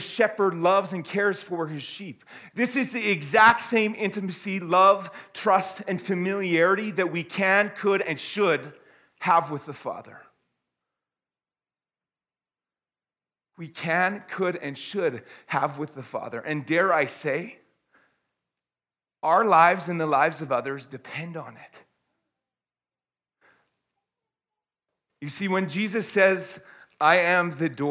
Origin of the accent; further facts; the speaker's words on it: Canada; also born or lived in Airdrie, Alberta; I am glad that I am Canadian